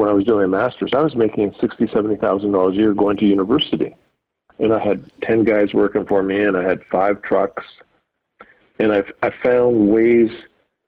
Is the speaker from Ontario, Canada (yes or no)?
yes; London, Ontario, Canada; I'm from London, Ontario